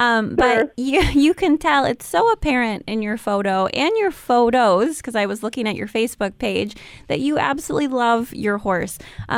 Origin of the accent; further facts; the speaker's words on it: Williamston, Michigan, United States; also born or lived in Lansing, Michigan; I grew up in Williamston, and then now I live in Lansing.